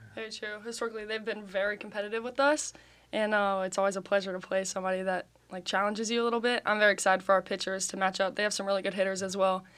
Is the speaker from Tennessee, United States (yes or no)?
yes; Chattanooga, Tennessee, United States; I'm from Chattanooga, Tennessee